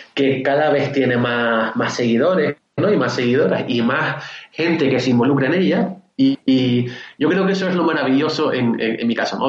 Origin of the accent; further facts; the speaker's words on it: Canary Islands, Spain; yo soy de Canarias, yo, vivo, en Canarias